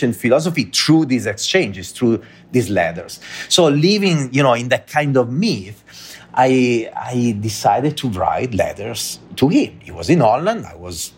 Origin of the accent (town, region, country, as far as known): Italy; English is a second language; moved away as an adult; also born or lived in Dublin, Ireland